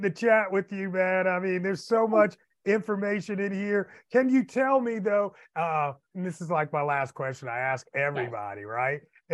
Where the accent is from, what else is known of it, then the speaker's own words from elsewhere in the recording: the North, United States; moved away; Up north, where I was from